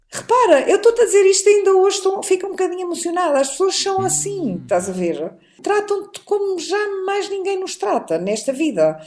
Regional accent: Portugal; also born or lived in Lisbon; vivemos em Lisboa uhum. e em Portugal, somos portugueses

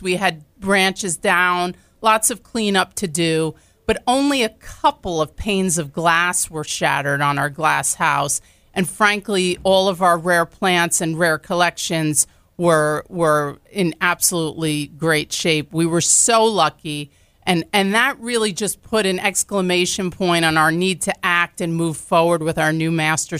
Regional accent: New York, United States; My family, we're all from New York, born and raised, and I was approached by a recruiter to come down here.

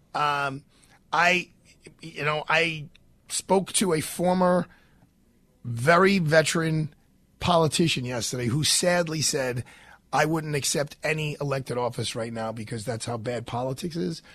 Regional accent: New York City, New York, United States; I'm from Bay Ridge

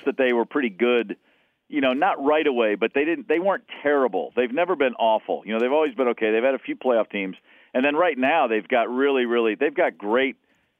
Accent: Kentucky, United States; also born or lived in Baltimore; now in Nashville, United States; I grew up in Kentucky, an hour north of here, so I've known Nashville really since I was 10 when I moved there from Baltimore.

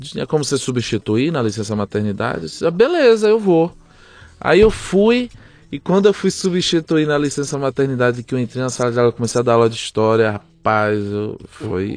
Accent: Aracaju, Sergipe, Brazil; moved away as an adult; also born or lived in Belém, Pará / São Paulo; now in Tulsa, United States; ele foi transferido para Aracaju, Sergipe. Fiquei lá dos 5 até os 32 anos.

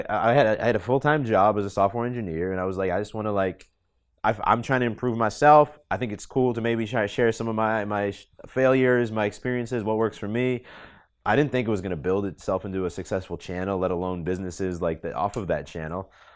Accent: Boston, Massachusetts, United States; moved away as an adult; I grew up in Boston mainly

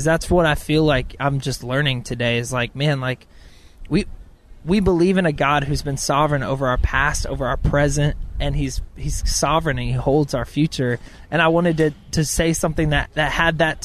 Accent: Clovis, California, United States; moved away as an adult; now in Nashville, United States; I'm going to my hometown, Clovis, California

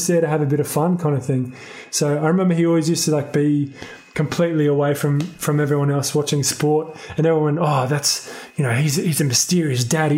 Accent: Sydney, New South Wales, Australia; I grew up in Sydney, Bardwell Park, more specifically, and then moved to Blakehurst, which is like down south for a bit, and then kind of settled in the inner

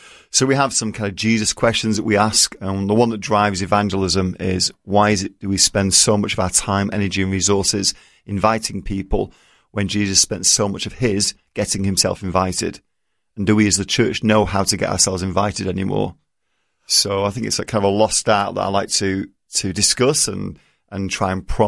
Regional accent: England, United Kingdom; moved away as an adult; now in United States; I don't have an accent. I'm English.

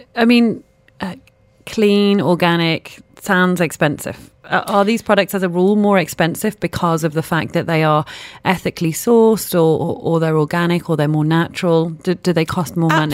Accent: Manchester, North West England, United Kingdom; I'm from Manchester

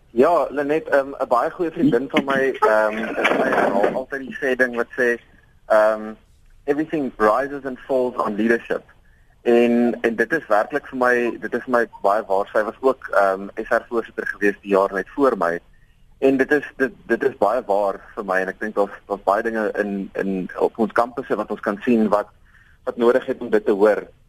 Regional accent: South Africa; Ek self beskou myself as 'n Afrikaner seun

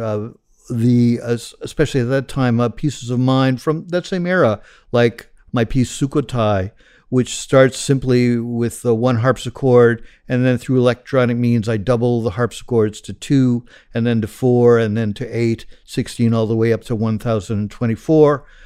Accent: Los Angeles, California, United States; I grew up in the San Fernando Valley, uh, which is the suburb of Los Angeles, greater Los Angeles area

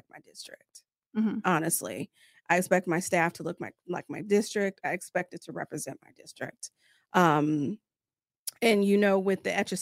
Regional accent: Sacramento, California, United States; I was born and raised in Sacramento

